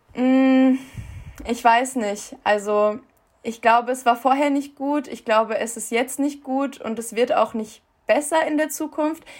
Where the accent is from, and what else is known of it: Germany; born or raised there